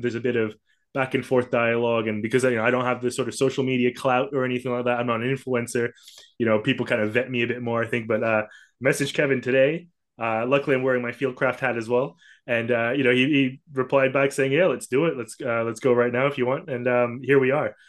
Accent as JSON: {"language": "English", "region": "Kuala Lumpur", "country": "Malaysia", "tie": "born or raised there", "said": "I grew up in Kuala Lumpur, sort of this you know metropolitan, uh, sprawling urban jungle"}